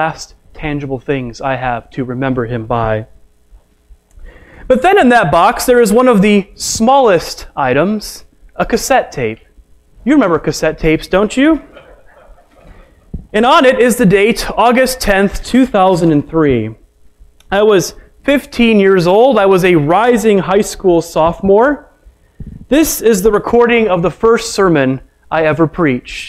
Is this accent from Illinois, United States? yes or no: yes; Chicago, Illinois, United States; I was raised in the Chicagoland area of Illinois